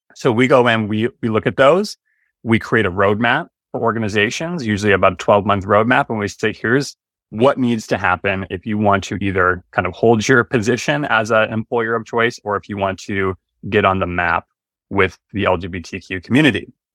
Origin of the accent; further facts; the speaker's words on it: Stillwater, Minnesota, United States; I grew up in Stillwater, Minnesota, the birthplace of Minnesota